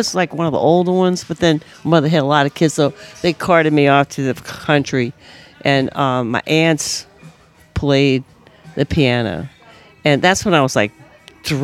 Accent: New Orleans, Louisiana, United States; also born or lived in Los Angeles; I'm from Carrollton

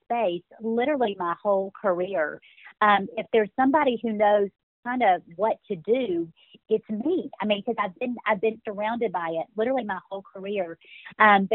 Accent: Birmingham, Alabama, United States; accent: Southern; also born or lived in Texas; now in Dallas area, Texas, United States; I grew up in Birmingham, Alabama, so I'm an Alabama girl

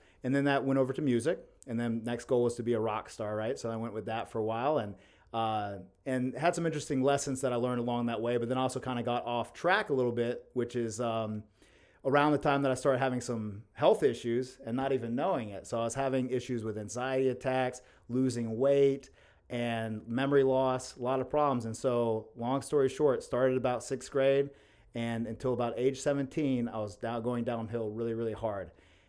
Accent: Athens, United States; also born or lived in Mexico; I was born in Athens. I'm an Athens native, and I've lived here my whole life, minus I lived 2 years in Mexico boxing. And yeah, and so just grew up around this town

